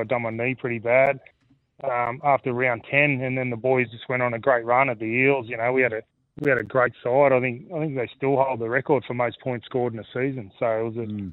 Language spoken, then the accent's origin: English; Australia; growing up in Australia, that's it's cricket in the summer and footy in the winter